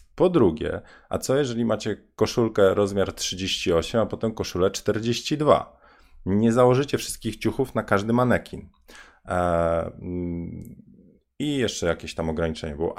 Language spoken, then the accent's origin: Polish; Bydgoszcz, Kuyavian-Pomeranian Voivodeship, Poland; ja jestem z Bydgoszczy